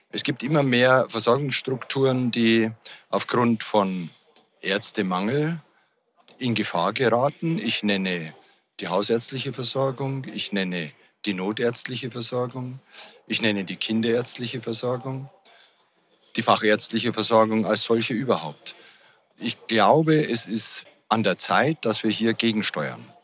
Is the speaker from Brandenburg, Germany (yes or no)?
no; Bavaria, Germany; Ich komme ja aus Bayern und Bayern hat sich da schon auf den Weg gemacht, die Studienplätze zu erweitern. Es gibt jetzt beispielsweise für den Bereich, aus dem ich komme, Niederbayern, einen extra neuen Campus.